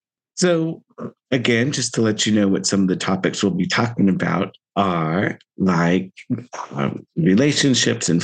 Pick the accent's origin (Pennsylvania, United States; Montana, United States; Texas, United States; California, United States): California, United States; Central Valley; I grew up in the Central Valley, grew up in Armenian household